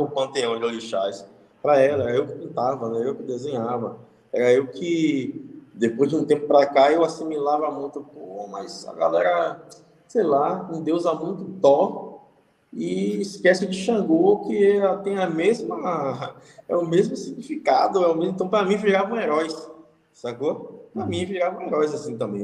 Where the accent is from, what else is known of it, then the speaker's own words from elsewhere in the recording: Salvador, Bahia, Brazil; Da parte de onde eu nasci, da maré.